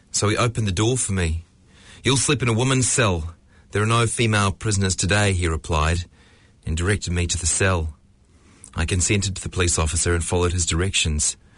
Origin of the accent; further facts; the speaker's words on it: Ethiopia; now in New Zealand; I am from Ethiopia. I spent the years of my youth liberating my people in Ethiopia.